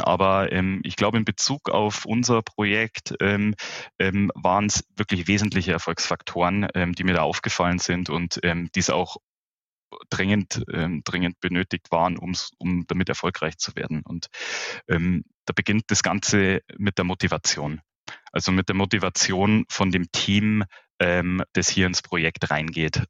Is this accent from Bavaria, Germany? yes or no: yes; Munich, Bavaria, Germany; ich bin gebürtiger Münchner. Ähm, ich lebe mit meiner Familie hier auch im Münchner Süden, schon in mehreren Generationen.